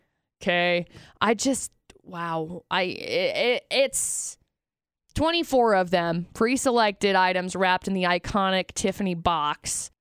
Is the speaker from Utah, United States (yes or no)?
yes; Utah, United States; Growing up in Utah